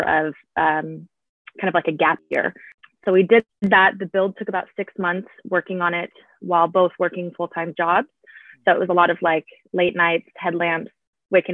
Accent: Portland, Oregon, United States; moved away as an adult; also born or lived in Seattle; I grew up around the Portland, Oregon area

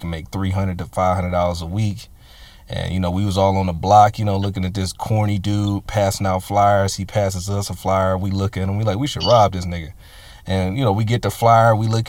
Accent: Richmond, United States; growing up in Richmond and stuff like that, you know, obviously, you know, living in the hood and having a certain mentality

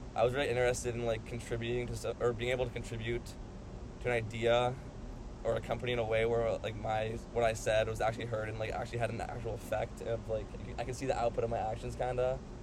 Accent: San Diego, California, United States; moved away; I'm from San Diego. It's pretty like surf skate culture down there

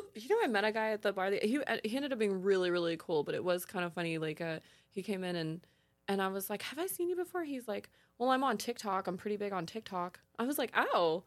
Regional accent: California, United States; growing up in California, I was surrounded by beautiful tan blonde girls

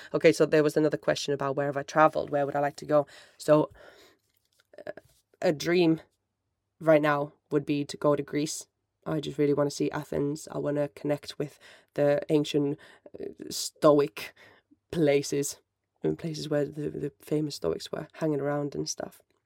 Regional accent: Finland; first language Finnish; English is a second language; moved away as an adult; my first language is Finnish, and I'm absolutely crap at it these days because I've lived away since two thousand seven

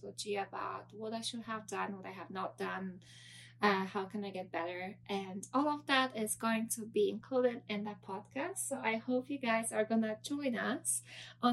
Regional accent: Poland; moved away as an adult; now in United States; I'm from Poland. I was born and raised there. And then in 2012, I moved to the United States

